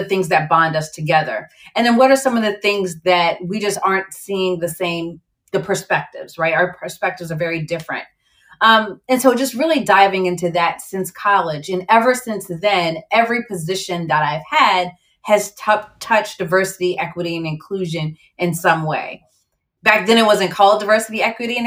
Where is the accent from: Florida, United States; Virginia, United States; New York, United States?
Virginia, United States; also born or lived in Barbados; I was born in Barbados. My family's from the Caribbean and grew up in Virginia